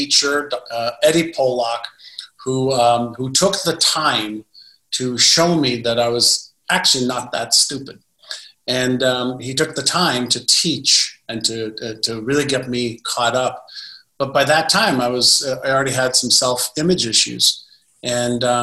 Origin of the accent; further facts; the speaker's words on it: Montreal, Quebec, Canada; English is a second language; also born or lived in Israel; When I moved from Israel to Montreal at 5 and a half, I was in kindergarten in Israel, went to grade one when I got to Montreal.